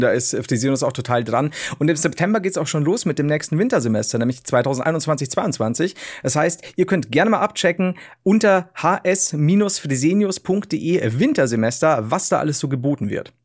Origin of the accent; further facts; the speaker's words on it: the South, Southern Germany, Germany; ich komme aus dem Süden